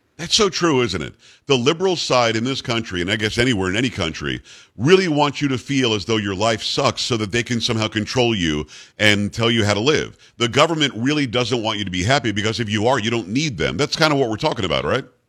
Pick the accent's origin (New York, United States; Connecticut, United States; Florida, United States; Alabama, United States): Florida, United States; South; moved away; growing up in South Florida.